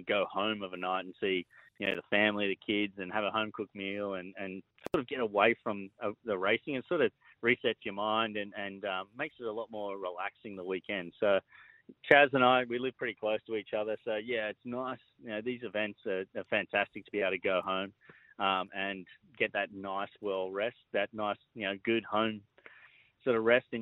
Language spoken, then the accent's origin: English; Penrith, New South Wales, Australia; I was over at Emu Plains